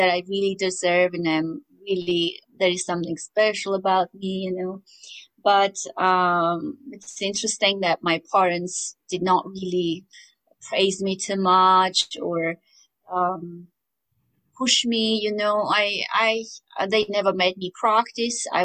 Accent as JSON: {"language": "English", "country": "Armenia", "tie": "born or raised there", "also_born_or_lived": "United States", "moved": "as an adult", "said": "growing up in Armenia"}